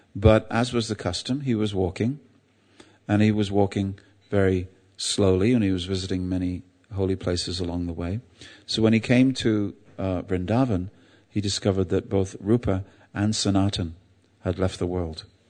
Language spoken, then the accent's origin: English; England, United Kingdom; I'm English